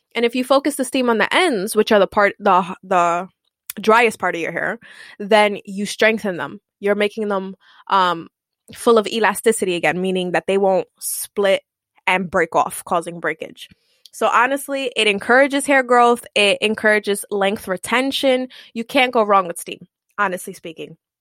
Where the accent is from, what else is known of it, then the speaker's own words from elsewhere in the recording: New York City, New York, United States; I'm Puerto Rican I come from East Harlem